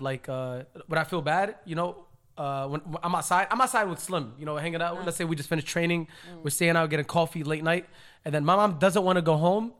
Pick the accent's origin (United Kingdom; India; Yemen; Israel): Yemen; moved away; where I came from Yemen, they're very like, very strict. It's very like, old school, you know, very old school. The weddings are separated, men, women.